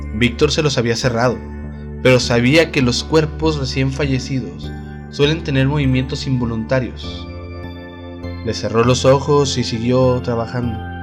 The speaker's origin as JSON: {"language": "Spanish", "town": "Delicias", "region": "Chihuahua", "country": "Mexico", "said": "Acá de la tierra del algodón, donde soy yo, de Delicias, Chihuahua"}